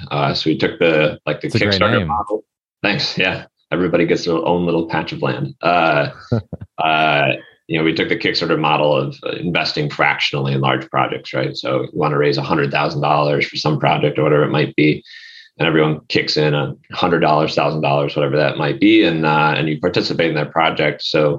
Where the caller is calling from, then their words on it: Chicago, Illinois, United States; also born or lived in Los Angeles; Warm and sunny Chicago. I used to be in Los Angeles